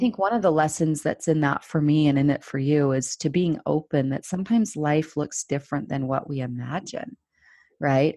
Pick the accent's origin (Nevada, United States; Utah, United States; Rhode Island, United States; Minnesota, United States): Utah, United States; Salt Lake City; I grew up here in Salt Lake City, Utah, where I'm still based